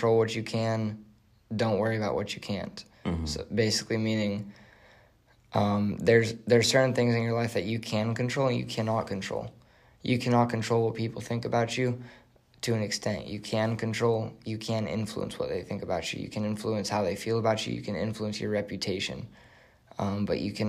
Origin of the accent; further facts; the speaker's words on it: Mesa, Arizona, United States; I grew up in Arizona. Grew up outside of Mesa, Arizona